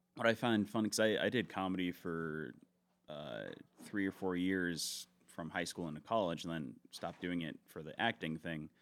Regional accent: Tampa, Florida, United States; I was born in Tampa

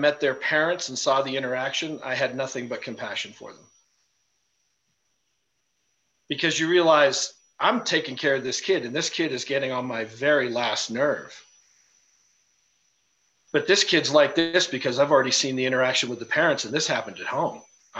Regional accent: India; one of my closest friends that we, you know, we grew up in India together.

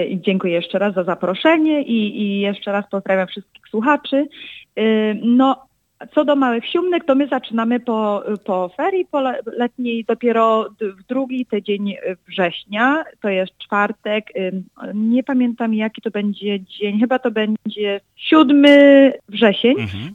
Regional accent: Chicago, Illinois, United States; od początku urodziłam się w Stanach

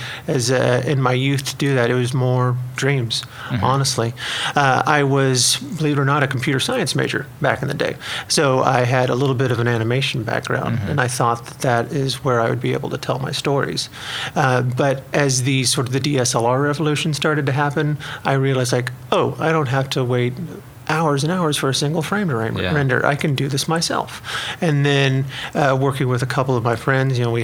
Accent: Ramona, Oklahoma, United States; I am from a tiny little town as you head that way called Ramona

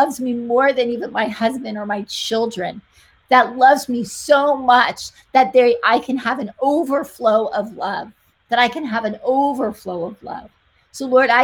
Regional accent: New Jersey, United States; I am from Jersey.

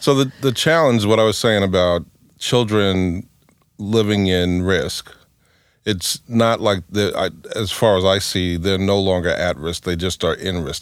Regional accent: New York, United States; I grew up in New York, um, in in a pro- housing project

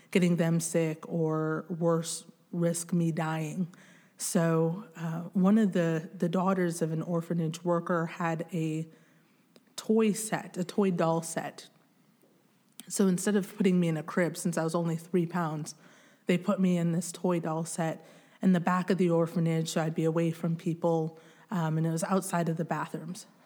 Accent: DR Congo; born there; So I was born in the Democratic Republic of the Congo in a mud hut.

